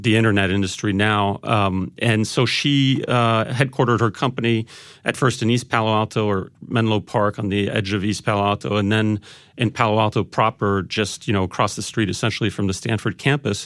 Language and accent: English; Paris, Île-de-France, France; I'm, I'm half French. I grew up in Paris